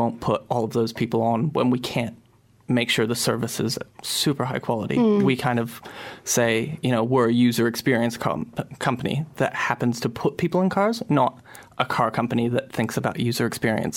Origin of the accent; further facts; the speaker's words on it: not far from San Francisco, California, United States; also born or lived in Nelson; now in Wellington, New Zealand; I grew up not far from San Francisco.